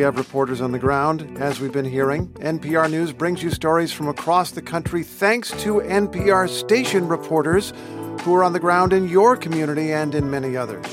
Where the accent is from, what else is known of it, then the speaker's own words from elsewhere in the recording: Indiana, United States; moved away; I grew up in Indiana